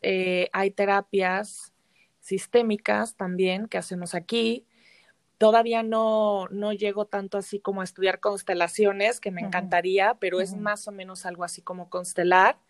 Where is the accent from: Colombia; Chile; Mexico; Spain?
Mexico; Mexico City; moved away as an adult; also born or lived in Xalapa; yo soy de la Ciudad de México